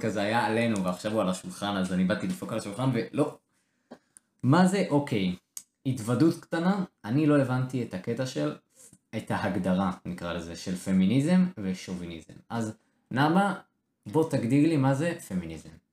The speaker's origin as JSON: {"language": "Hebrew", "country": "Israel", "said": "בתור ישראלים"}